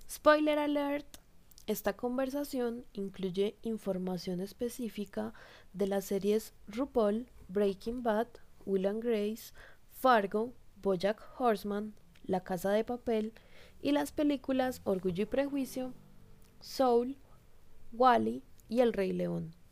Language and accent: Spanish; Paisa, Antioquia, Colombia; first language Spanish; also born or lived in Bogotá; Yo soy una mujer paisa de 27 años.